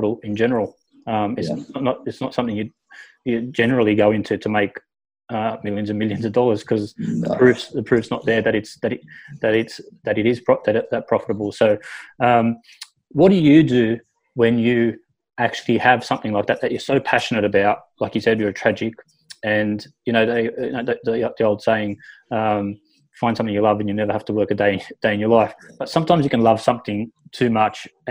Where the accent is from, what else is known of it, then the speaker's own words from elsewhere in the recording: Wollongong, New South Wales, Australia; I'm from Wollongong myself.